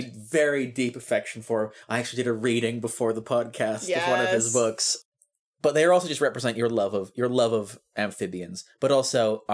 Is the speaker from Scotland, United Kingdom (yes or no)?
yes; Edinburgh, Scotland, United Kingdom; my hometown of Edinburgh